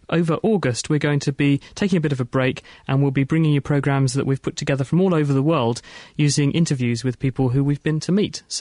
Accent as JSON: {"language": "English", "town": "Edinburgh", "region": "Scotland", "country": "United Kingdom", "said": "I'm from Edinburgh."}